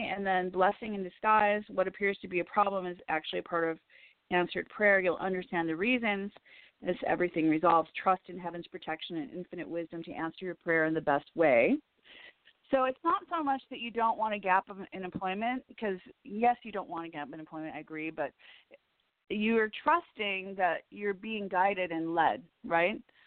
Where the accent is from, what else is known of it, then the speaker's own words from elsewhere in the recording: Chicago, Illinois, United States; moved away as an adult; also born or lived in Woodstock, Illinois; now in Los Angeles, United States; I'm from Chicago